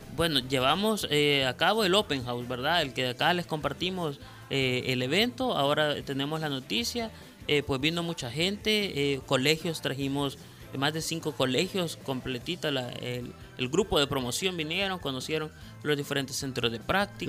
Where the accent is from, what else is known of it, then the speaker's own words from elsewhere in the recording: El Salvador; podamos nosotros como, eh, como salvadoreños